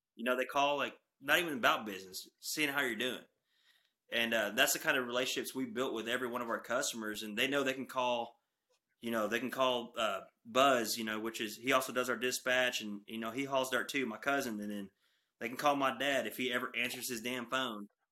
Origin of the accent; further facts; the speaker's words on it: Texoma region, North Texas, United States; I'm from North Texas, Texoma region.